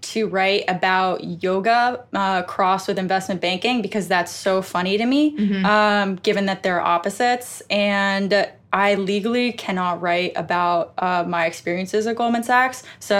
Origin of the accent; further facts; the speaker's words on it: Westchester, New York, United States; Westchester, New York.